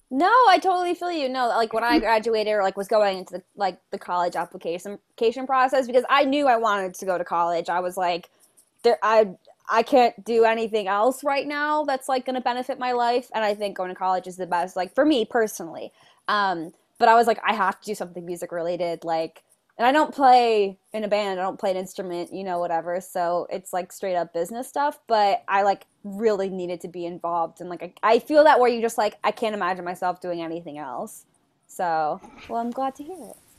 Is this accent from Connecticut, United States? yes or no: yes; Connecticut, United States; I'm from Connecticut